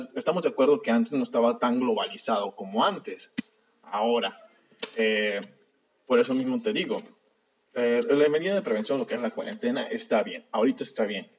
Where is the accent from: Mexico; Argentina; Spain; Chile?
Mexico; como mexicanos